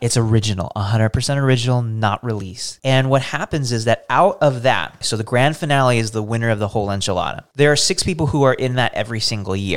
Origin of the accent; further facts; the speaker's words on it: United States; as an American people